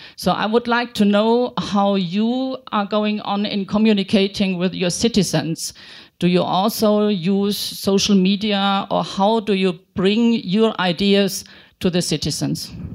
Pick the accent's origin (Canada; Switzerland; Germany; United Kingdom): Germany; I come from Germany